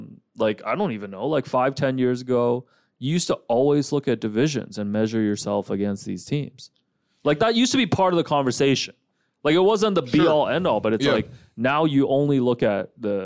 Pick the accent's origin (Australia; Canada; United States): Canada; Markham, Ontario; enough to drive us to my stomping grounds of Markham.